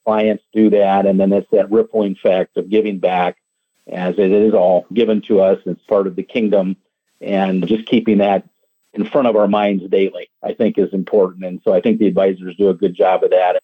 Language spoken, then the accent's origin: English; Indiana, United States; moved away as an adult; now in Florida, United States; I grew up in Indiana and moved down to Florida here about 13 years ago